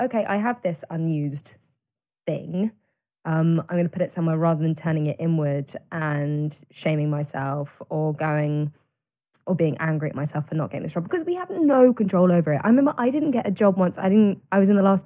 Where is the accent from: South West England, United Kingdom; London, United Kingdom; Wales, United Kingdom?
South West England, United Kingdom; Cirencester; Barn Theatre in Siren Sister, which is my hometown